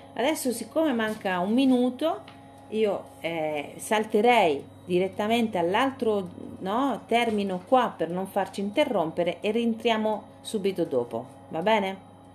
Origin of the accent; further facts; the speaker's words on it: Siena, Tuscany, Italy; quando ero ragazzina a Siena